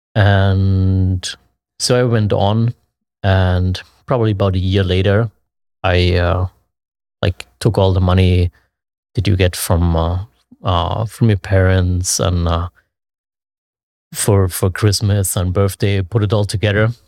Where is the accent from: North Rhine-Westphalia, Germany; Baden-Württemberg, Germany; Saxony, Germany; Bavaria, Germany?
Saxony, Germany; Leipzig; I'm from Leipzig, Germany, born and raised there.